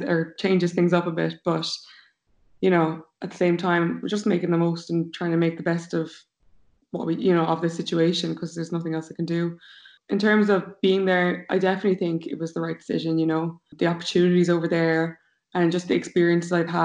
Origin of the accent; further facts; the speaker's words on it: Limerick, Munster, Ireland; moved away as an adult; now in New York, United States; We're both from Limerick.